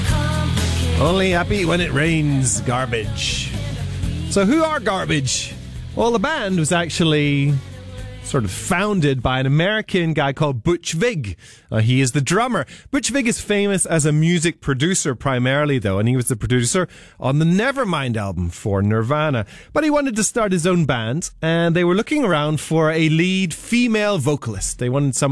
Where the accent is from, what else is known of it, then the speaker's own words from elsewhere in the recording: Northern Ireland, United Kingdom; I grew up in Northern Ireland, so I know the intricacies of it very well.